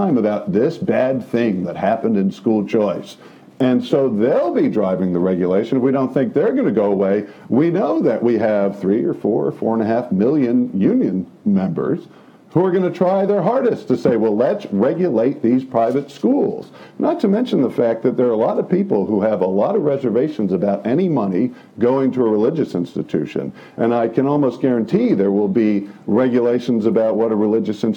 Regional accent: New Jersey, United States; I'm from New Jersey

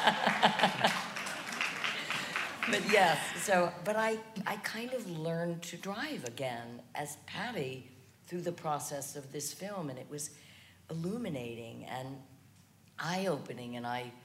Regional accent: New Orleans, Louisiana, United States; moved away as an adult; now in New York, United States; I was born and raised in New Orleans, and my father taught me to drive.

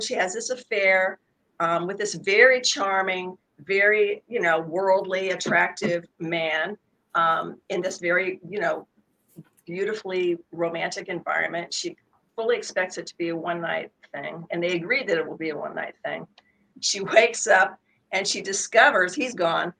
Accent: Sacramento, California, United States; Sacramento, which is my hometown

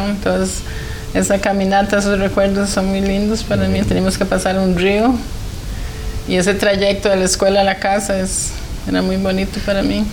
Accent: San José, Costa Rica; yo nací en San José, Costa Rica y somos siete hermanos. Yo soy la número tres y crecí

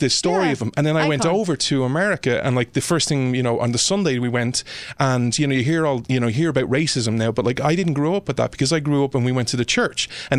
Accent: Ireland; And I just fell in love with the culture and this idea of, again, being an Irish person.

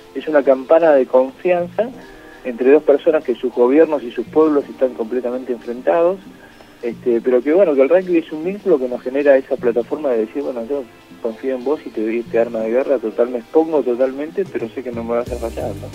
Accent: Argentina; Y esos somos los argentinos

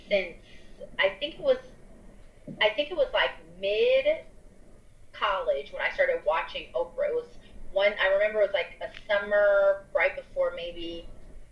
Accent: Bay Area, California, United States; also born or lived in Chicago; now in Los Angeles, United States; I grew up in the Bay Area, which is, I mean, it's not a lot of TV there

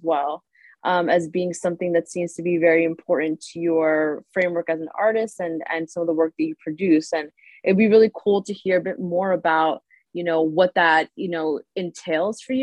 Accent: New York, United States; my childhood growing up in New York

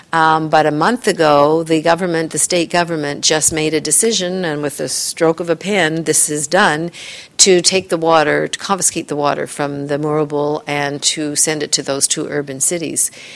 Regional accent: Canada; I'm Canadian, but I do a lot of work in the U.S.

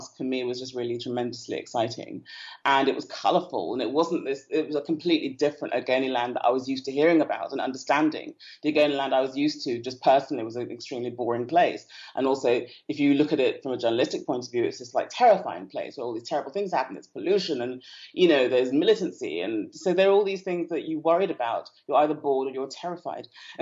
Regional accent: United Kingdom; moved away as an adult; also born or lived in Port Harcourt, Nigeria; now in Niger Delta, Nigeria; I spent most of my life in the UK.

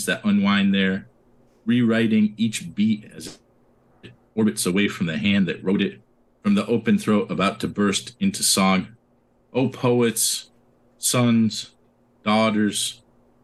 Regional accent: Binghamton, New York, United States; I was born in Binghamton because I never wanted to leave here

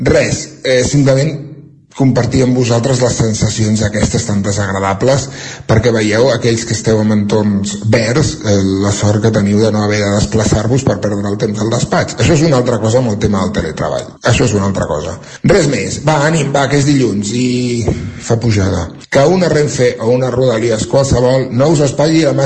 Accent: Centelles, Catalonia, Spain; de Centelles.

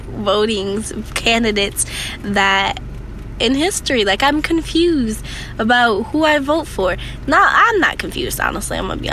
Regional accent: United States

